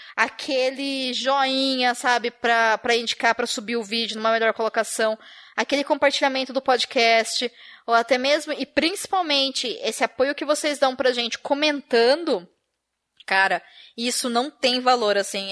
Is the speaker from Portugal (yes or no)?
no; Brazil; Enquanto brasileiras e brasileiros